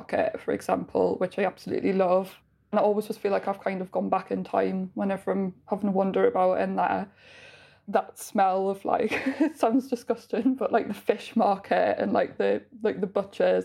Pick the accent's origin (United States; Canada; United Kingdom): United Kingdom; Gateshead, North East England; accent: Geordie; now in Newcastle, United Kingdom; I'm from Gateshead. Live currently in Newcastle